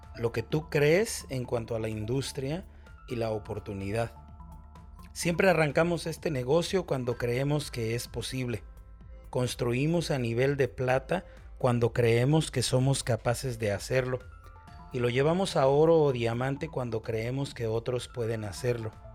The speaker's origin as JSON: {"language": "Spanish", "town": "Guadalajara", "region": "Jalisco", "country": "Mexico", "said": "Soy mexicano, específicamente de la ciudad de Guadalajara. Aquí es donde vivo desde hace 33 años."}